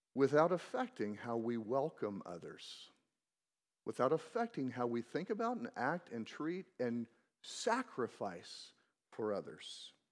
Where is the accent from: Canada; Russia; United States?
United States; Missouri; I grew up in Missouri